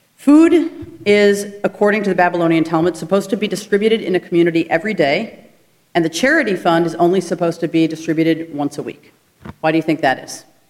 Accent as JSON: {"language": "English", "country": "United States", "said": "We as Jews and as American citizens"}